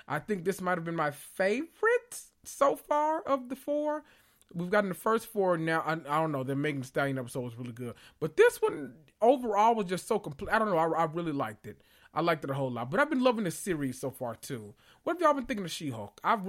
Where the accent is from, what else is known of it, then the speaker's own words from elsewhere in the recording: the South, United States; people didn't understand anything I said when I moved from the South up to the Midwest.